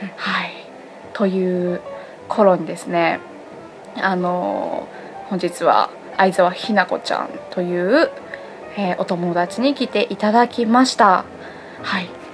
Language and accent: Japanese; Mihama, Aichi, Japan; moved away; 今は実は私の実家美浜町、はい、愛知県美浜町という